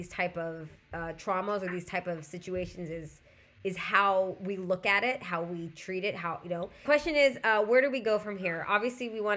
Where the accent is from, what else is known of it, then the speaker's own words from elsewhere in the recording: Southern California, United States; I'm also from Southern California.